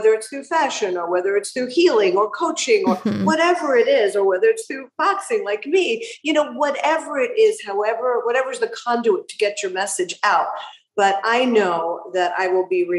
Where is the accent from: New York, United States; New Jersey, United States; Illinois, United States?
New York, United States; also born or lived in Aventura, Florida; now in Miami, United States; I do still identify as a New Yorker